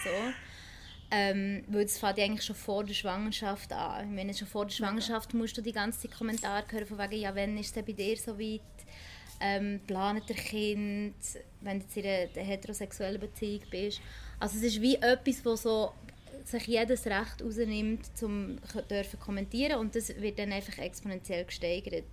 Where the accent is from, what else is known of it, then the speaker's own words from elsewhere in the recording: Bern, Switzerland; now in Basel, Switzerland; ursprünglich Bernerin